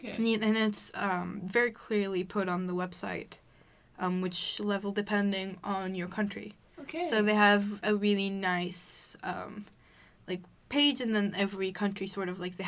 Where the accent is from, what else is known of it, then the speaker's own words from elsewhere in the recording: Egypt; moved away as an adult; now in Stockholm, Sweden; I'm from Egypt, and I moved here when I started studying, so basically I've been living in Sweden for like 2.5 years now.